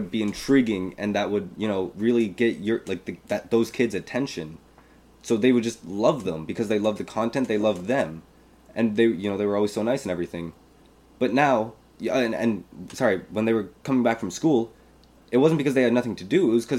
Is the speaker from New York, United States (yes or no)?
yes; Queens, New York, United States; But I always say I'm from Queens.